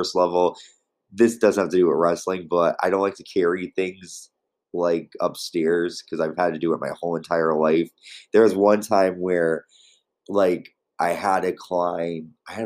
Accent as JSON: {"language": "English", "region": "Connecticut", "country": "United States", "tie": "born or raised there", "said": "Connecticut, my home state."}